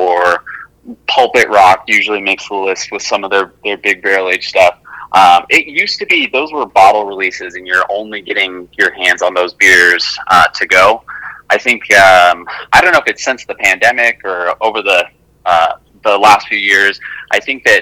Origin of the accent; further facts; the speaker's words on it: Salt Lake City, Utah, United States; I grew up in Salt Lake City, Utah